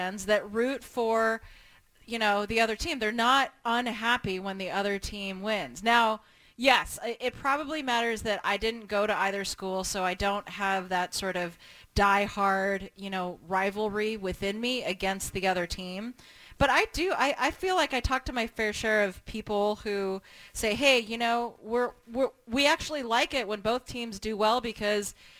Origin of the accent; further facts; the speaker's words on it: Portland, Oregon, United States; I grew up in Portland